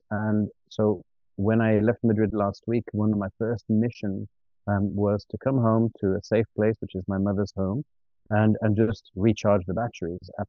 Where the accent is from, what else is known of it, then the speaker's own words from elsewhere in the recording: Ghana; born there; also born or lived in Tunisia / Switzerland; And uh, I was born in West Africa, in Ghana. And the first five or six years of my life were spent traveling around West Africa. Then we moved to Tunisia. Um, then we went back to Switzerland